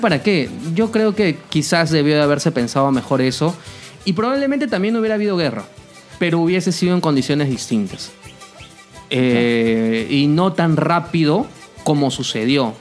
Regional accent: Peru

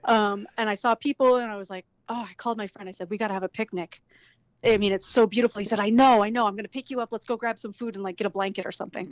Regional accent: rural Maine, United States; now in Philadelphia, United States; I'm not from Philadelphia originally. I'm from rural Maine.

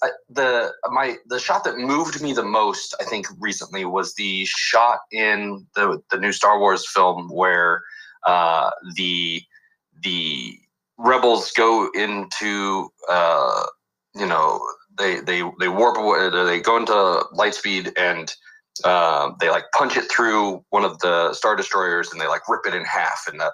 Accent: Selma, California, United States; I was in Central California and in the raisin capital of the world, Selma.

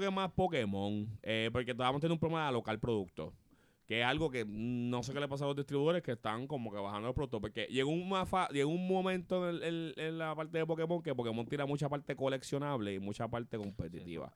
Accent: Puerto Rico

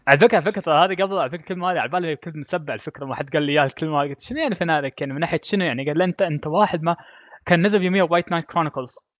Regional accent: Kuwait; كويتي انا

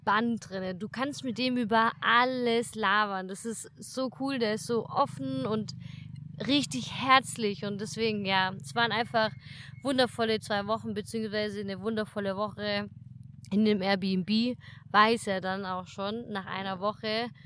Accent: Germany; bei uns in Deutschland

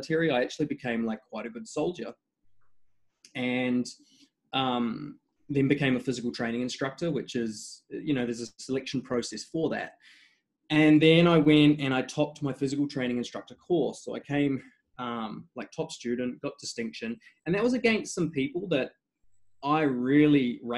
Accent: New Zealand; moved away as an adult; also born or lived in England; now in Australia; I was born in England. I've lived in New Zealand since I was 10 until 26, and I've been in Australia since then.

